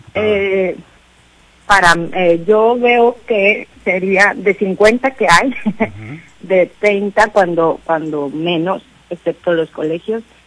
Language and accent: Spanish; Los Mochis, Sinaloa, Mexico; los mochis, eh, mi tierra natal